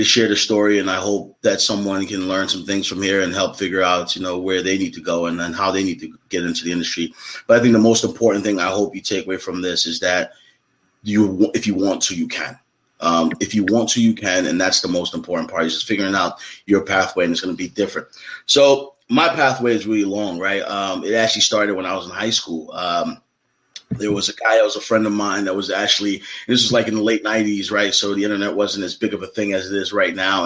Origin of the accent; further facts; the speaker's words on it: Philadelphia, Pennsylvania, United States; I'm a kid from Philly